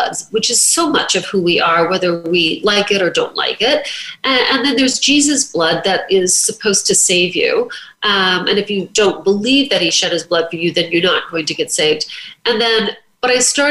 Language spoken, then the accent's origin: English; southern Indiana, United States; moved away as an adult; now in New York City, United States; I was 22 and had just moved to New York City from my hometown in southern Indiana